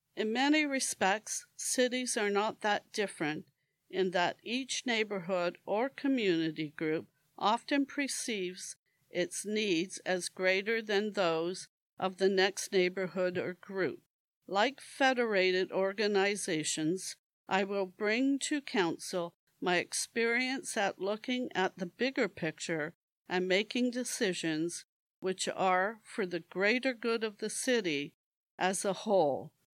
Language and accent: English; Hamilton, Ontario, Canada; I am proud to call Hamilton my hometown